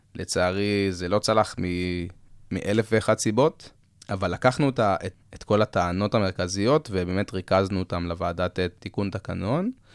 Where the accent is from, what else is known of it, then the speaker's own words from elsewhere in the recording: Israel; אנחנו ישראלים